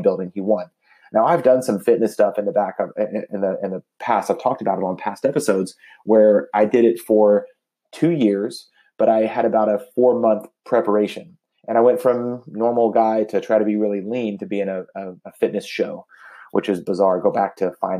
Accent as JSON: {"language": "English", "town": "Dallas", "region": "Texas", "country": "United States", "tie": "born or raised there", "said": "I grew up in the Dallas, Texas area"}